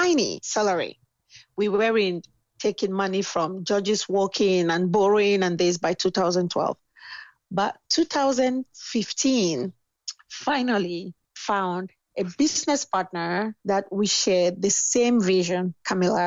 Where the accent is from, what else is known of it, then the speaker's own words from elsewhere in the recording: Cameroon; moved away as an adult; now in United States; I'm from Cameroon.